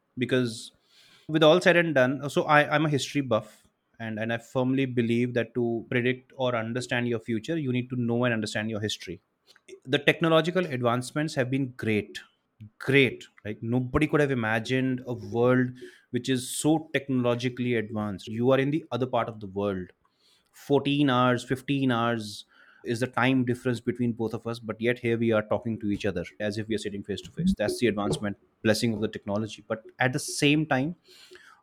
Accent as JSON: {"language": "English", "country": "India", "said": "I'm an Indian. I'm a proud Indian."}